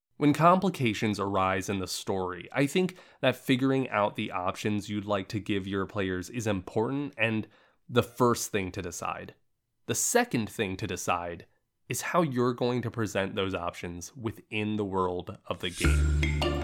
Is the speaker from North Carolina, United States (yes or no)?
no; Central Florida, United States; now in Los Angeles, United States; I'm originally from Central Florida